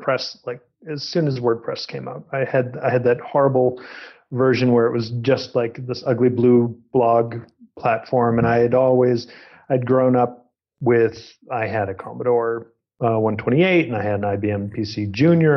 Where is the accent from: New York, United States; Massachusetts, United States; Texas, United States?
Massachusetts, United States; New England; I'm from Massachusetts and grew up in New England.